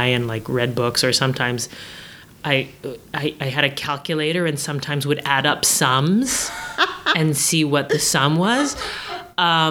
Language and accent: English; Antigonish, Nova Scotia, Canada; I grew up in Antigonish, Nova Scotia, which actually, it's a very small town.